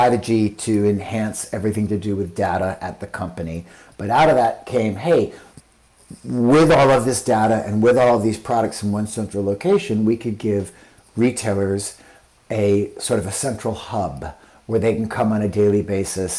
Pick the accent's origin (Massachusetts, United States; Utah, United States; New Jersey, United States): Utah, United States; moved away; I grew up in Utah